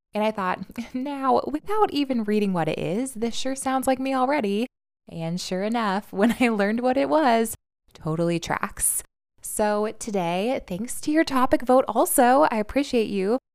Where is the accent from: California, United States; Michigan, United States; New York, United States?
New York, United States; New York City; as a New Yorker